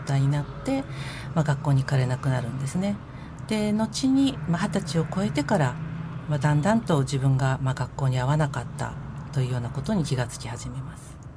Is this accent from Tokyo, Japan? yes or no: yes; Tokyo, Japan; 東京練馬区の出身です